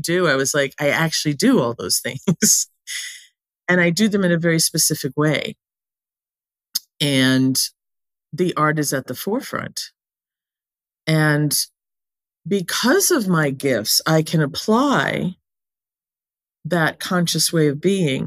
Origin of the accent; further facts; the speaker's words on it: New England, United States; I was born and raised in New England